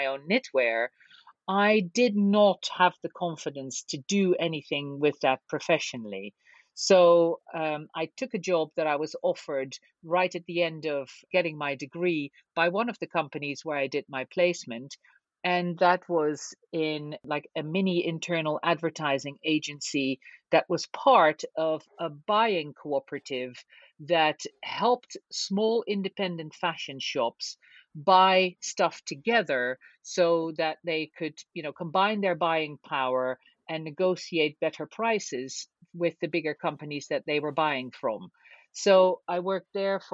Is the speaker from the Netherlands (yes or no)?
yes; Hilversum, North Holland, Netherlands; we moved away from Hilversum, which is a bigger town in Holland where I was born, to a little village. It was only 5 miles away.